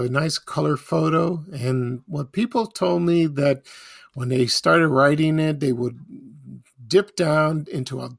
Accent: Chicago, Illinois, United States; I'm from the South Side

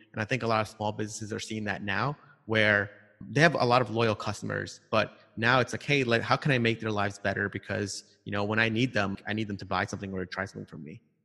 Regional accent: New York City, New York, United States; moved away; also born or lived in California; I grew up in Long Island, Queens sort of area

